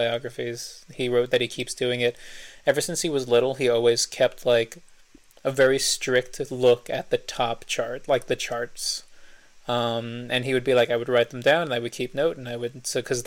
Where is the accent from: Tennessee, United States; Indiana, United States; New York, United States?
New York, United States; New York City; I grew up in New York myself